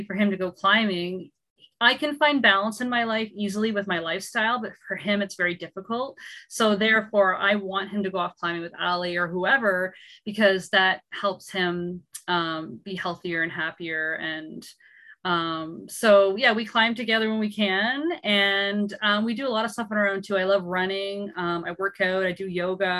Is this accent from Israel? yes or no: no; Gananoque, Ontario, Canada; moved away as an adult; also born or lived in Montreal; I'm from Gananoque